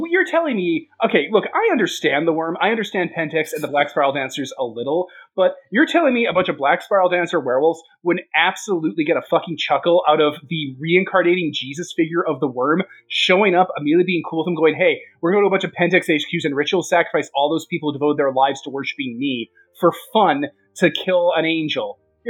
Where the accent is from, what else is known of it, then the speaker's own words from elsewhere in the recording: Appalachia, United States; Look, I'm from Appalachia. I don't know what sounds owls make.